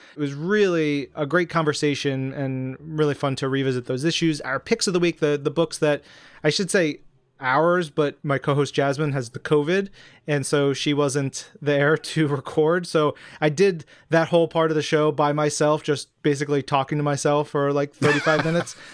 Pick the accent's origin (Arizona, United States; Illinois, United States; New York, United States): New York, United States; New York City; growing up around New York City and going into my mom's office with her